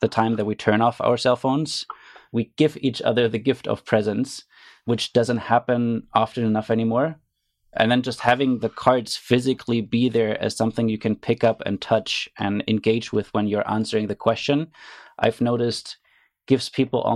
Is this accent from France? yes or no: no; Germany; moved away as an adult; now in Canada; I grew up in Germany